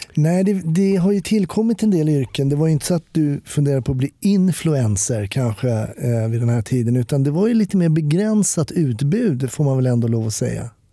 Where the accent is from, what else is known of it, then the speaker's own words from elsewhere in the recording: Stockholm, Stockholm County, Sweden; Jag som är stockholmare var ju kvar i samma stad.